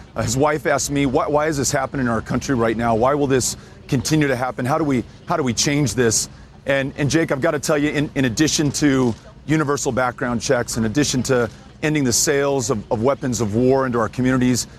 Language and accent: English; El Paso, Texas, United States; my hometown of El Paso